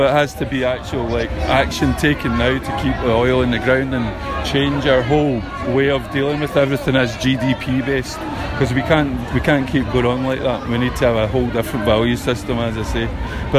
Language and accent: English; Glasgow, Scotland, United Kingdom; now in Inverness, United Kingdom; I'm from Glasgow originally, but live up in Inverness.